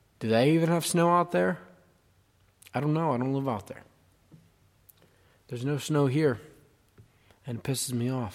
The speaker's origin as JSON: {"language": "English", "town": "Johnstown", "region": "Pennsylvania", "country": "United States", "said": "I'm 22 years old, and I'm from Johnstown, Pennsylvania"}